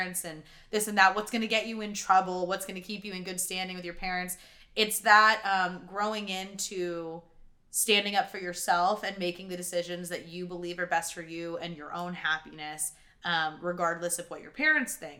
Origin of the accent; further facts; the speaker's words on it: Texas, United States; also born or lived in Ohio; I'm originally from Texas.